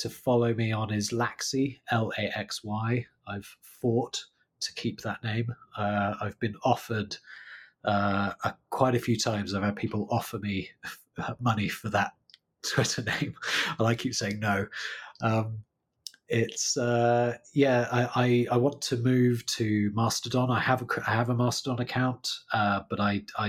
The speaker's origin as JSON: {"language": "English", "country": "United Kingdom", "lives_now": "London, United Kingdom", "said": "I'm British"}